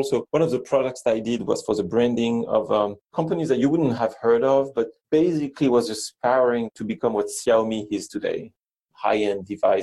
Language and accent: English; France; English is a second language; moved away; I'm from France